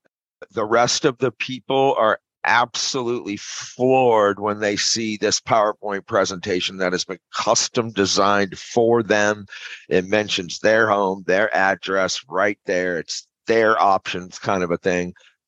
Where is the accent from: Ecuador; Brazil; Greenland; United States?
United States; Arizona; also born or lived in California / Maui / Colorado; now in St. Louis, United States; No, I was born in California, raised in Arizona, but I've kind of been all over, man. I've lived everywhere from Maui to Colorado to California to now St. Louis.